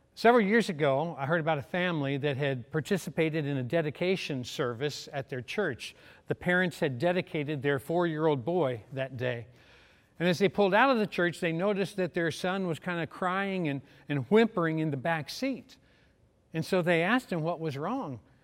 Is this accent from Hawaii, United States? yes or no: no; Louisville, Kentucky, United States; I was from Louisville, Kentucky